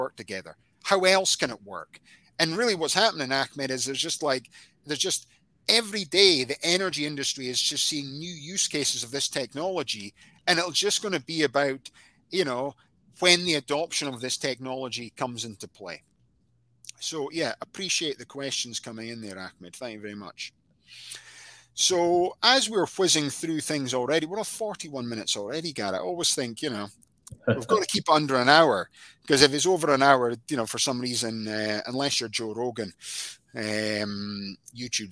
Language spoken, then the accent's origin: English; Scotland, United Kingdom; I'm Scottish